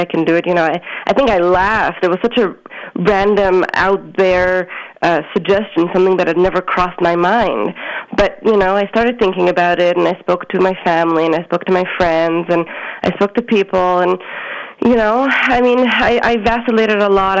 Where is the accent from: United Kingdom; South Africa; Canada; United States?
Canada; Montreal, Quebec; I grew up on the border between two boroughs on Hutchison Street, and my childhood was a typical Montreal Hasidic upbringing